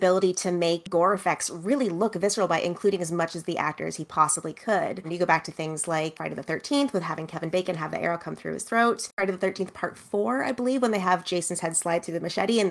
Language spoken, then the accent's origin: English; Canada; I'm Canadian